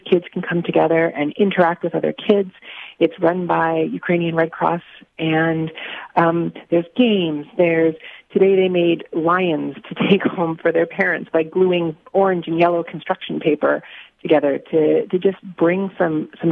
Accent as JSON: {"language": "English", "region": "Saskatchewan", "country": "Canada", "said": "I'm from Saskatchewan"}